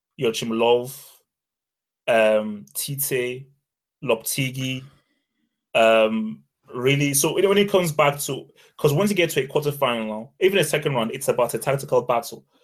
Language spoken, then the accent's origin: English; Nigeria; I'm Nigerian